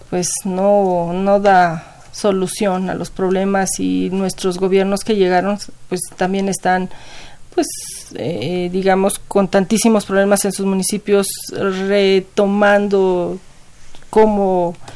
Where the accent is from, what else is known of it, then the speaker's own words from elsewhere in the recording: Ecatepec, State of Mexico, Mexico; Yo soy de Catepec.